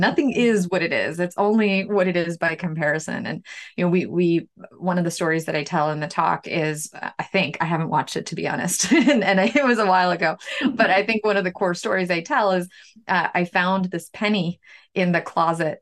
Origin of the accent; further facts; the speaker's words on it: New York City, New York, United States; also born or lived in Ukraine; now in Bangor, United States; I'm from Ukraine originally. I spent the most of my growing up in New York City.